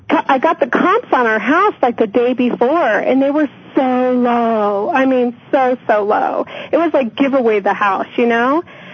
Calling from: Colorado, United States

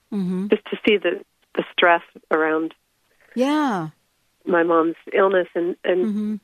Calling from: Seattle, Washington, United States; I'm in the Seattle area.

